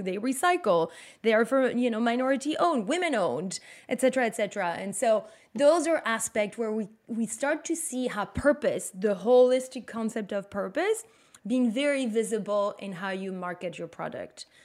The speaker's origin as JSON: {"language": "English", "country": "Belgium", "second_language": "English", "moved": "as an adult", "lives_now": "New York, United States", "said": "I'm from Belgium"}